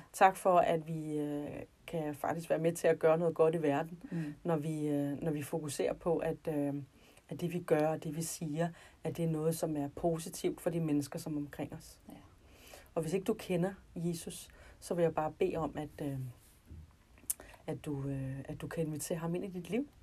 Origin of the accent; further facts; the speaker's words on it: North Zealand, Capital Region of Denmark, Denmark; jeg kommer fra Nordsjælland, og øh, der, hvor jeg boede, der øh, var der ikke nogen kristne